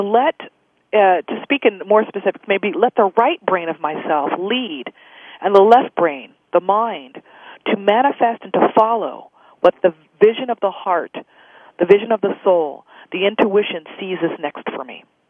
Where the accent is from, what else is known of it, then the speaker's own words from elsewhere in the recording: United States; Well, for me, as an Indian, as a Native American, it's the relationship to God, the Creator, the universe, the trees, the stars.